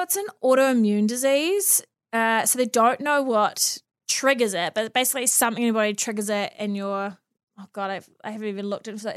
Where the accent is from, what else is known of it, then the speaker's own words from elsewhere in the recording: Auckland, New Zealand; also born or lived in Mount Maunganui; I've born and bred here